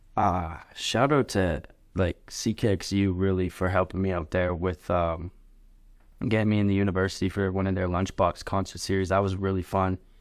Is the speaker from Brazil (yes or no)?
no; Lethbridge, Alberta, Canada; I'm Canadian, born and raised West Bridge, Alberta.